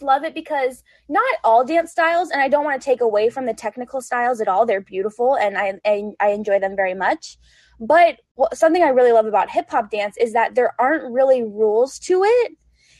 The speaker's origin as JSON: {"language": "English", "region": "Colorado", "country": "United States", "moved": "yes", "said": "I'm from Colorado originally"}